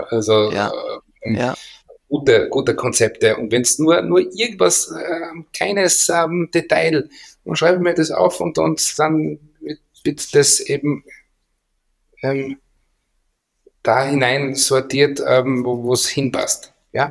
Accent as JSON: {"language": "German", "country": "Austria", "said": "wir sind Österreicher"}